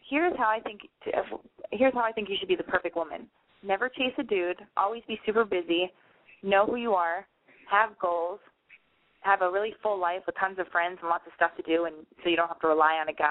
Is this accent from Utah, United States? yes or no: yes; Utah, United States; I'm from Utah.